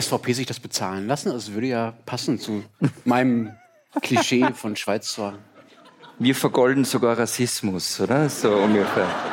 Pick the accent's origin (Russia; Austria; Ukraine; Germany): Germany; als Deutscher